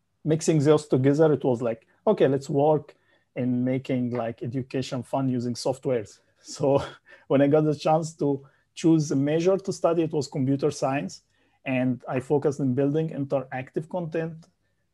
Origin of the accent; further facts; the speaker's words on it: Egypt; moved away as an adult; also born or lived in Saudi Arabia; now in Malaysia; I'm from Egypt